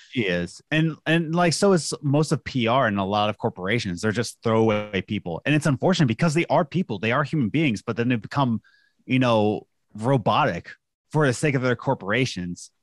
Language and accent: English; United States; as an American